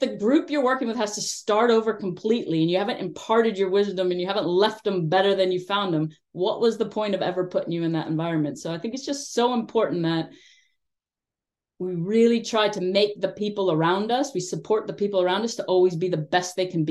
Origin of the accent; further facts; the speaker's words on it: United States; moved away; I'm an American working with Afghanistan. I know that growing up in my country